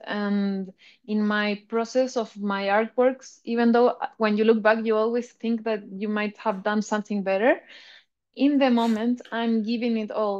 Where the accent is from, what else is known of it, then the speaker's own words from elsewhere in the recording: Chile; I'm a Bitcoin artist from Chile